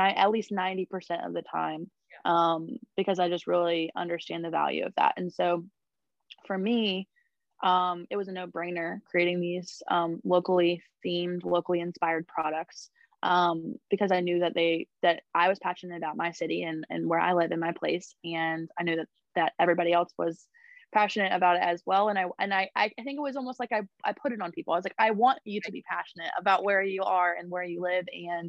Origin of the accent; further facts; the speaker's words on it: Raleigh, North Carolina, United States; also born or lived in Zebulon, North Carolina; I'm actually a Raleigh local. I was born and raised in Raleigh